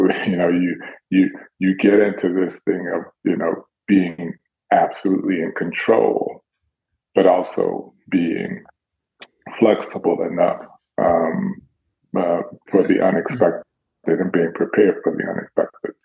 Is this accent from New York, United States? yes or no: no; Dallas, Texas, United States; I'm from Dallas, so it's not my city